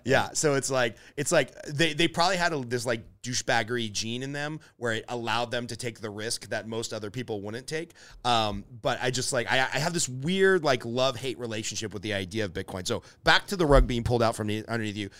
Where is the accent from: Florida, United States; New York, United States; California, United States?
California, United States; Glendale; I grew up in Glendale, California